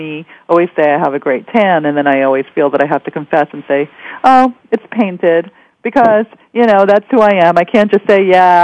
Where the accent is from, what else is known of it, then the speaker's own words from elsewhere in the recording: New York City, New York, United States; I'm a dreamer from Queens.